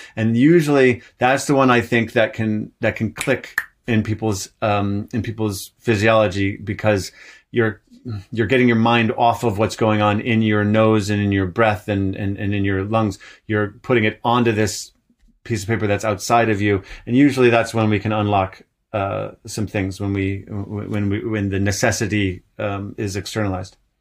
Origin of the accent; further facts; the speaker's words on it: Ann Arbor, Michigan, United States; also born or lived in Vermont; now in Montreal, Canada; I grew up in Ann Arbor, Michigan.